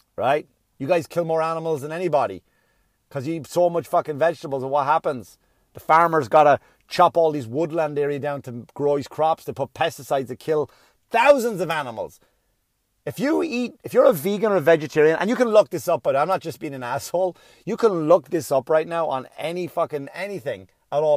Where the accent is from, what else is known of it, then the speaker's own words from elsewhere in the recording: Ireland; now in United States; when I was a kid growing up in Ireland